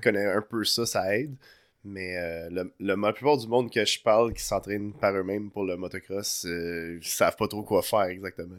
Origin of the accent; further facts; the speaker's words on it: Montreal, Quebec, Canada; Je viens, de Montréal à la base euh, de Notre-Dame-de-Grâce